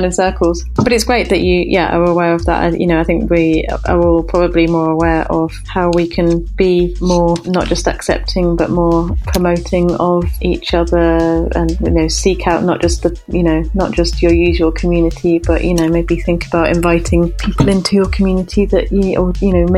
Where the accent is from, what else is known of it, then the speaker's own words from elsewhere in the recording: United Kingdom; we're British